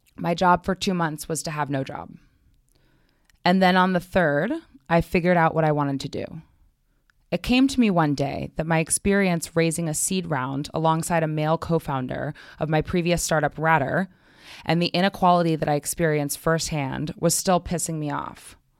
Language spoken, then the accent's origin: English; New York City, New York, United States; I grew up in Manhattan. I've always been here.